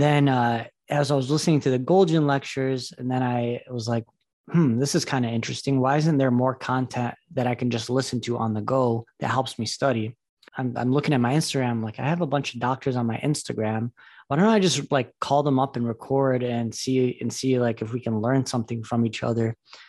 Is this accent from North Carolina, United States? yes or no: no; Detroit, Michigan, United States; So I'm my story is that I grew up in Metro Detroit. I went to Michigan State for medical school.